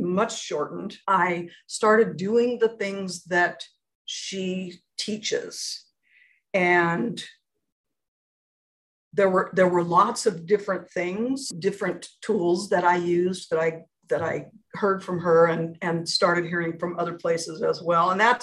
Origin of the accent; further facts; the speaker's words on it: Portland, Oregon, United States; moved away as an adult; also born or lived in Phoenix; my hometown. I grew up here